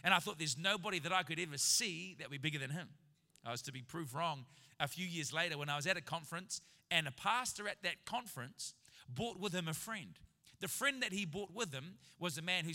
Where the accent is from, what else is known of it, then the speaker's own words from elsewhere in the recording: New Zealand; I'm a New Zealander en route to Canada. As a Kiwi